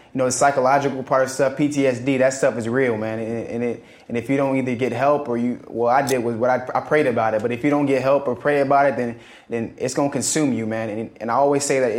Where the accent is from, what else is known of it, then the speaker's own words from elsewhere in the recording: Charleston, South Carolina, United States; also born or lived in Atlanta, Georgia; my hometown is Charleston, South Carolina.